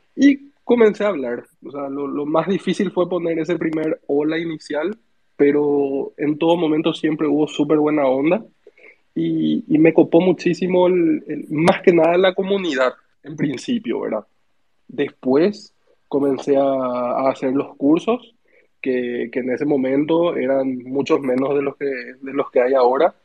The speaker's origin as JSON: {"language": "Spanish", "town": "Asunción", "country": "Paraguay", "said": "yo soy de Paraguay, Sergio, de ah, Asunción."}